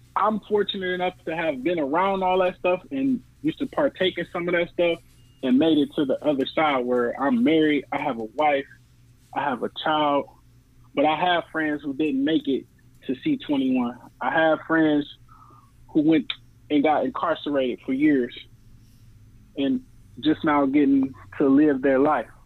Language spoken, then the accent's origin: English; New Orleans, Louisiana, United States; I was born in New Orleans